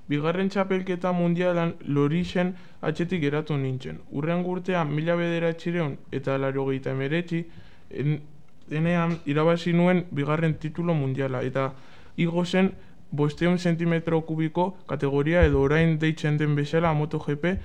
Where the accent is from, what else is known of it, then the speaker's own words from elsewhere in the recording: Urbino, Marche, Italy; born there; Tabuian urbinon, italian jaio nintzen.